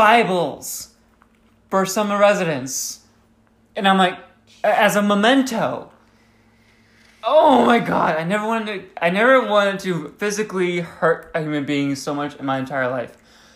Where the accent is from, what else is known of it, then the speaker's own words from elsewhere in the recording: Arizona, United States; And we're from Arizona, where it's like constantly sunny and constantly the heat is draining energy from everyone.